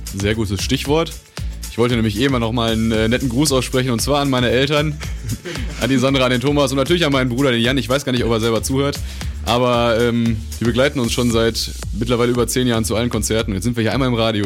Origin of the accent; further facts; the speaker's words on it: Dinslaken, North Rhine-Westphalia, Germany; wir kommen aus Dienstlagen